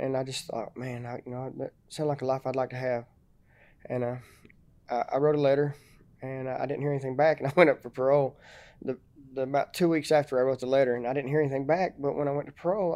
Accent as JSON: {"language": "English", "town": "Chattanooga", "region": "Tennessee", "country": "United States", "tie": "born or raised there", "said": "I grew up in Chattanooga."}